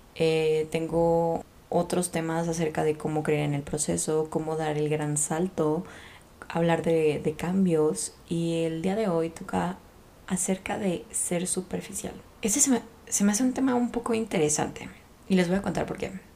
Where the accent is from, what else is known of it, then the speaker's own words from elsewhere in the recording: Guadalajara, Jalisco, Mexico; Yo soy de Guadalajara, México